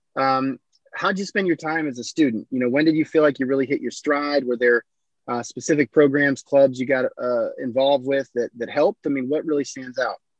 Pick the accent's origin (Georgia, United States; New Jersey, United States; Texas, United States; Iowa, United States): Iowa, United States; growing up in Iowa